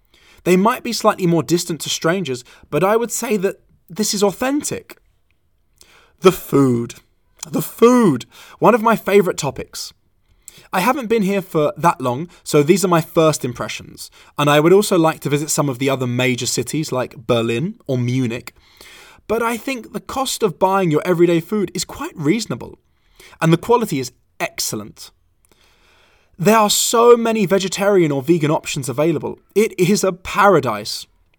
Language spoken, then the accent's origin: English; London, United Kingdom; also born or lived in Valencia; now in Hamburg, Delaware, United States; Trust me, I was born and raised in London. I also lived in Valencia, Spain for 5 years